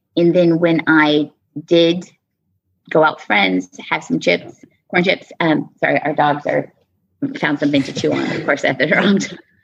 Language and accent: English; Southwest, United States; also born or lived in Texas / New Mexico / Arizona; I'm from the Southwest, um, born and raised Texas, New Mexico, Arizona